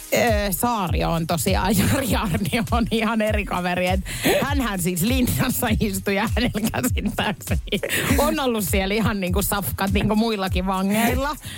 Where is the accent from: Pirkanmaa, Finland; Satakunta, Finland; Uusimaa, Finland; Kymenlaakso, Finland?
Satakunta, Finland; Pori; mä oon Porista